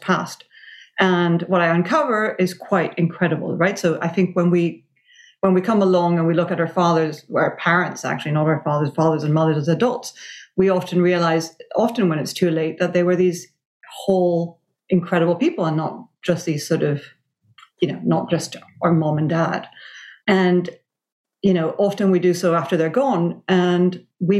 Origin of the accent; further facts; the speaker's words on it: Venezuela; I grew up in Venezuela in the 70s and 80s